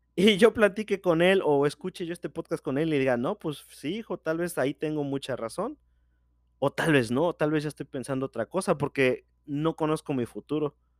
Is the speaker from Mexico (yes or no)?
yes; Mexico; soy de México